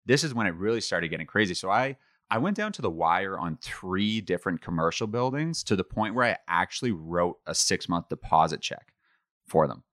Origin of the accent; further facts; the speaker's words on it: Ottawa, Ontario, Canada; also born or lived in Toronto; my hometown in Ottawa